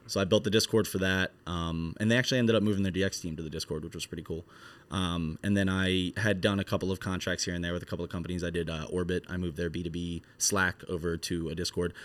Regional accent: Philadelphia, New Jersey, United States; I'm from Philadelphia, um, South Jersey, but you're basically a diet Philadelphian when you live in South Jersey.

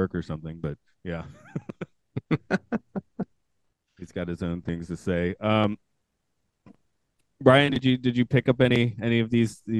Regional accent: Georgia, United States; I'm from Georgia.

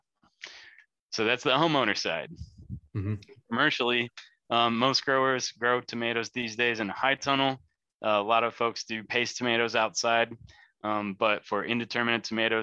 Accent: Lake County, Illinois, United States; moved away as an adult; now in central Illinois, United States; I'm from Lake County

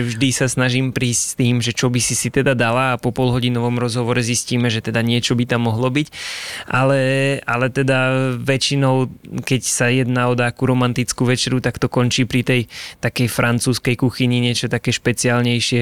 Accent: Liptovský Mikuláš, Žilina Region, Slovakia; som z Liptovského Mikuláša

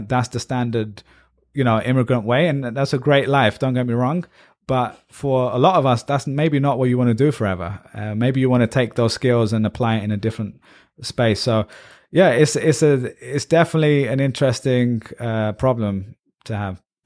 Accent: England, United Kingdom; moved away as an adult; also born or lived in Ireland; now in United States; I'm proudly Pakistani British

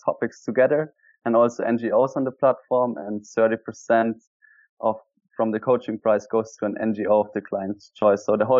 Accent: Germany; English is a second language; moved away as an adult; now in Bali, Indonesia; I'm from Germany, but I live since 2 years in Bali.

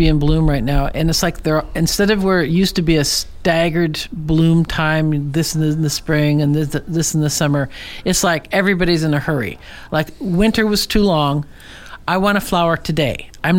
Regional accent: Portland, United States; now in Alaska, United States; when I grew up in Portland, every house on our block was built about 1905

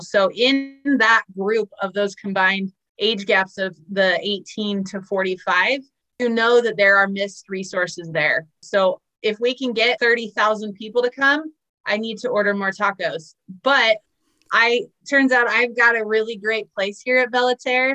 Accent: San Diego, California, United States; moved away as an adult; now in Iowa, United States; I'm originally from San Diego

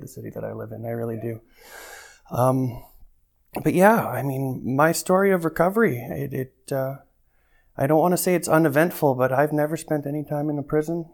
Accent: Calgary, Alberta, Canada; I've been born and raised in Calgary

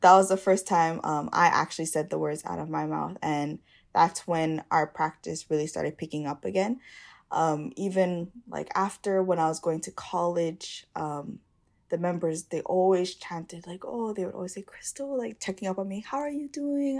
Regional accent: Hawaii, United States

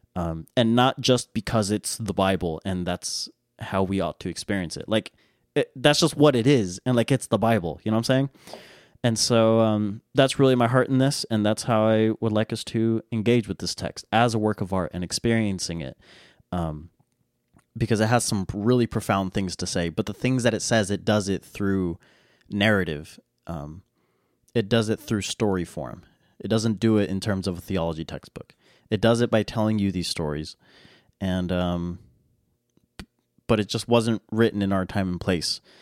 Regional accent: United States; I'm an American

